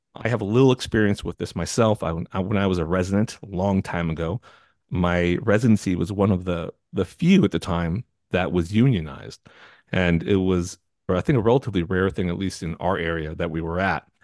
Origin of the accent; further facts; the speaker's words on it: California, United States; I'm from California